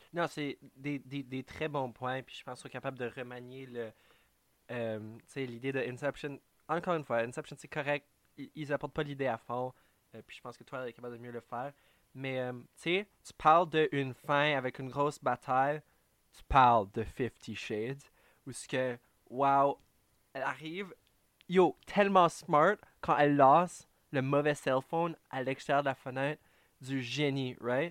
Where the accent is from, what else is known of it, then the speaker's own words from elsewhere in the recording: Canada; en tant que Canadien